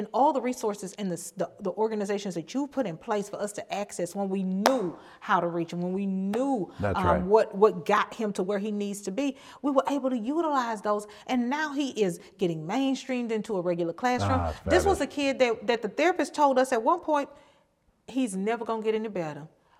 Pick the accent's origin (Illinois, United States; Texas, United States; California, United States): Texas, United States; now in Minnesota, United States; I moved here from my home state of Texas 6 years ago with three autistic kids.